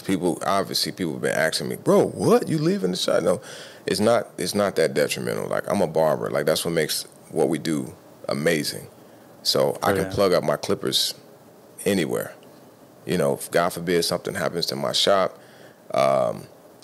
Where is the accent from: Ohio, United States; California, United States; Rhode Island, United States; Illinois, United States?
Illinois, United States; Chicago; moved away as an adult; now in Tampa, United States; If you live here, born and raised in Chicago